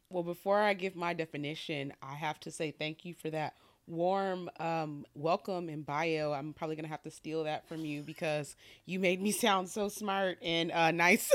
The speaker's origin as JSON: {"language": "English", "town": "Detroit", "region": "Michigan", "country": "United States", "tie": "born or raised there", "said": "I grew up in Detroit"}